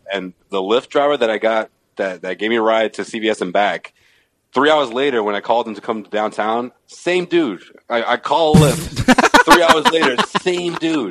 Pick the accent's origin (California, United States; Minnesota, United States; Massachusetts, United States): Massachusetts, United States; Boston; I told him I was from Boston.